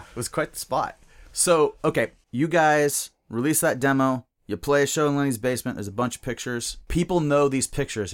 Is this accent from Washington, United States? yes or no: yes; Bellingham, Washington, United States; the guys that I grew up with in Bellingham